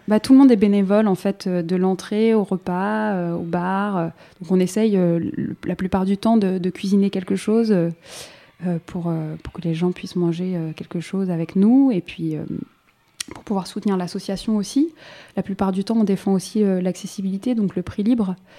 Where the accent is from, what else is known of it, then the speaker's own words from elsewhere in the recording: Saint-Denis, Île-de-France, France; j'ai grandi à Saint-Denis